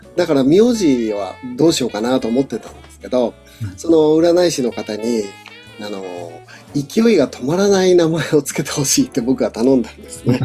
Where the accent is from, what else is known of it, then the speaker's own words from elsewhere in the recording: Niigata, Japan; 僕は、その新潟出身なので